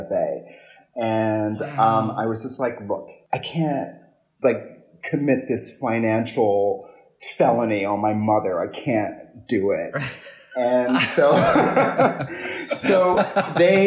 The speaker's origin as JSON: {"language": "English", "town": "Philadelphia", "region": "Pennsylvania", "country": "United States", "tie": "born or raised there", "also_born_or_lived": "New York", "said": "I'm from Philadelphia. That's where I grew up. I was born in New York"}